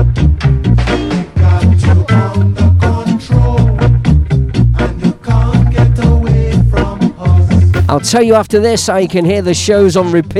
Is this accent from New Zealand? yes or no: no; Leicester, East Midlands, United Kingdom; moved away; from my hometown in Leicester